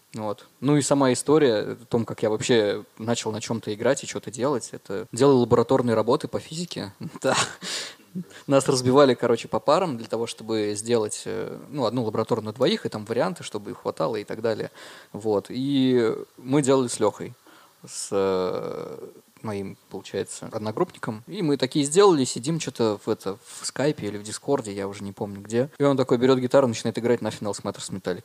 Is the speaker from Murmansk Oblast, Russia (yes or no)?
yes; Murmansk, Murmansk Oblast, Russia; moved away as an adult; now in Dimitrovgrad, Russia; я родился в Димитровграде, да, и где-то в 5 э, или в 6 лет переехал, получается, в Мурманск. А, да, учился там в школе, закончил школу, 12 лет там прожил в целом.